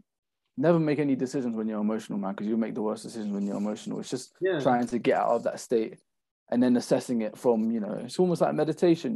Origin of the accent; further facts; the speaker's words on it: London, United Kingdom; I'm from London